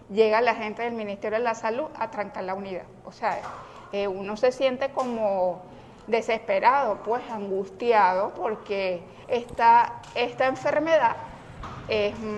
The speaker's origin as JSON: {"language": "Spanish", "town": "Clarines", "region": "Anzoátegui", "country": "Venezuela", "said": "Yo vengo de Clarines, municipio Brusual del estado Anzuate."}